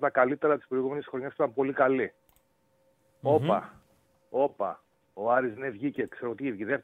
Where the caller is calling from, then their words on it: Kalamaria, Central Macedonia, Greece; Είμαι από εδώ από τον Ναύαρχο Βότση, από την Καλαμαριά.